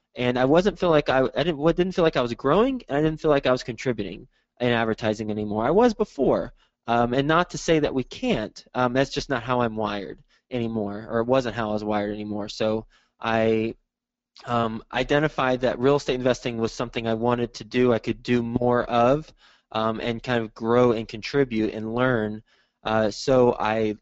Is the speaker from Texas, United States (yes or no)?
yes; Texas, United States; moved away as an adult; also born or lived in New York City; now in Cincinnati, United States; I am from Texas, and after I graduated from college, I graduated in 2005 from Texas Tech. I moved to New York City and spent a decade there.